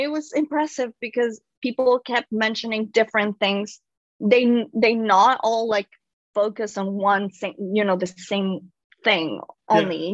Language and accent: English; Mexico; moved away as an adult; now in New York City, United States; I'm an immigrant. I I I'm originally from Mexico. I was born and raised in Mexico, and I moved uh, to New York City pretty young